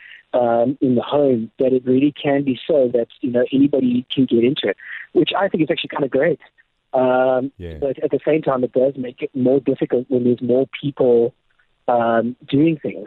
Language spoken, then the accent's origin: English; Gqeberha, Eastern Cape, South Africa; now in Ireland; I'm originally from Port Elizabeth or Padeja. And, you know, that's where I was born and raised. It's my hometown